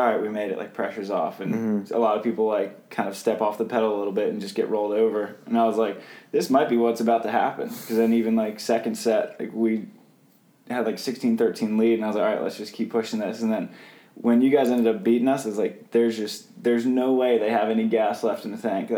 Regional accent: Pennsylvania, United States; It's actually pretty close to like my hometown. It's just like in like southeast or like kind of the middle of Pennsylvania in the south.

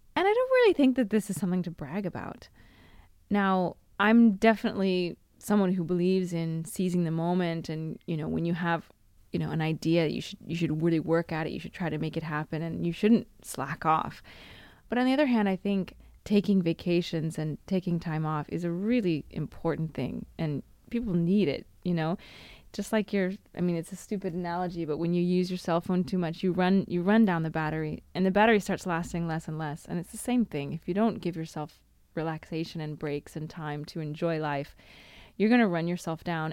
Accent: United States; moved away as an adult; now in Italy; me as an American

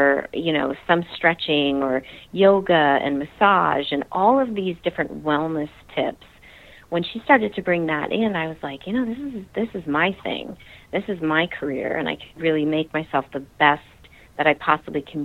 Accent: New Jersey, United States; also born or lived in Utah; Yes, I am originally a Jersey girl. I grew up in New Jersey

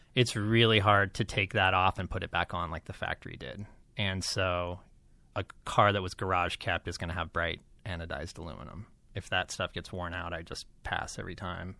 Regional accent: Las Vegas, Nevada, United States; I grew up in Las Vegas

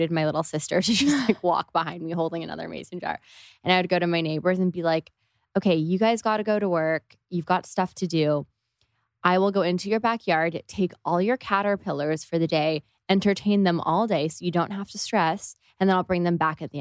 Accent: Toronto, Ontario, Canada; Especially I'm from Canada and it just wasn't. Yeah, yeah we're both from Toronto.

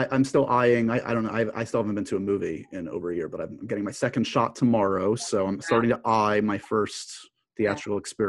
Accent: New York City, New York, United States; as I do as a New Yorker

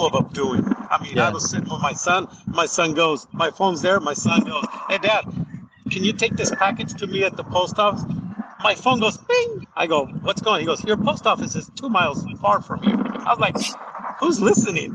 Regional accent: California, United States; moved away as an adult; now in Arizona, United States; I was raised in California and now been here for like 30 plus years in Arizona

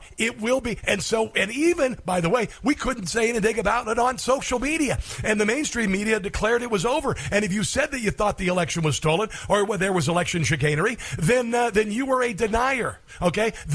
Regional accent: Tornado Alley, United States; I'm from Tornado Alley

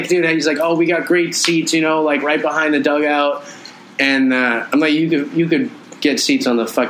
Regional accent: Boston, Massachusetts, United States; I grew up right around the corner from Fenway. I grew up in Back Bay. It's Kenmore Square

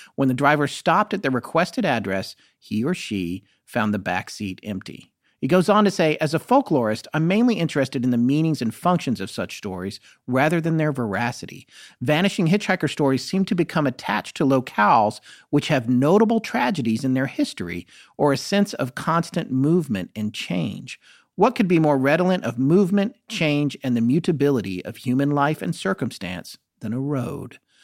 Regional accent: North Carolina, United States; also born or lived in California / Colorado; even though I was born in California, I was only there till I was two. And then I lived in Colorado, and then I lived in North Carolina, which is where I, I really came of age

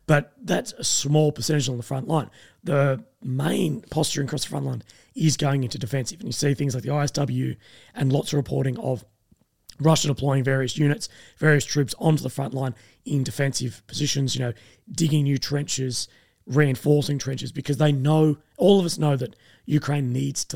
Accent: Australia; myself being Australian

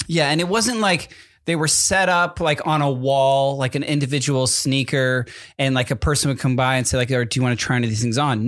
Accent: East Coast, United States; moved away; growing up on the East Coast

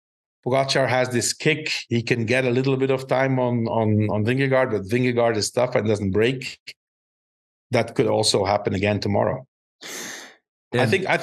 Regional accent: Belgium; now in Spain; I live in Spain, right? Southern Europe, and I'm from Northern Europe, right? Not as high up as Denmark, but also, you know, Belgium is considered Northern Europe

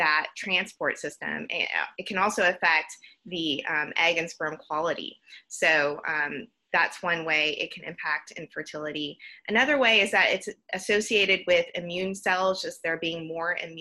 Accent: Georgia, United States; now in Houston, United States; I'm originally from Georgia

